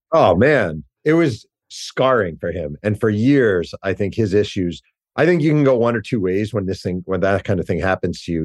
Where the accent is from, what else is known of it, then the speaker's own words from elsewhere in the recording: Mahopac, New York, United States; I grew up in Mayopack, New York